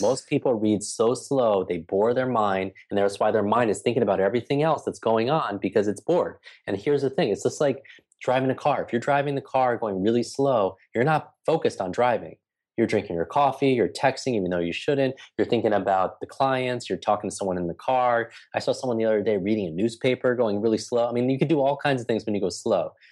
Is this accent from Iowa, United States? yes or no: no; New York, United States; I'm from New York